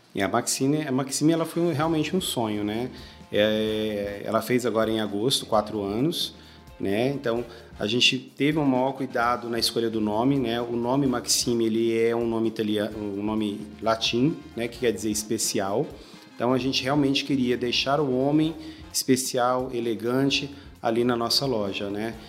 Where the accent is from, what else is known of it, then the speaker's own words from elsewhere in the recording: Goiânia, Goiás, Brazil; moved away as an adult; now in Brasília, Brazil; eu sou de Goiânia, né? Morava, morava em Goiânia e eu vim para Brasília há mais ou menos 12 anos